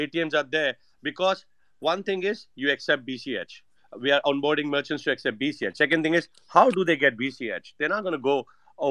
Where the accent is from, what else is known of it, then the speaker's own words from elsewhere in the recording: India; moved away; also born or lived in United States / Saint Kitts and Nevis; I'm Indian